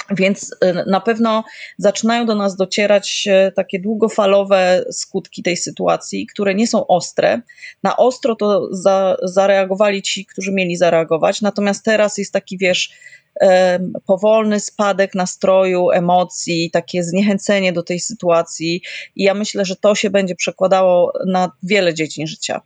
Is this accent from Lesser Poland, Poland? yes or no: yes; Kraków, Lesser Poland, Poland; No ja jestem z Krakowa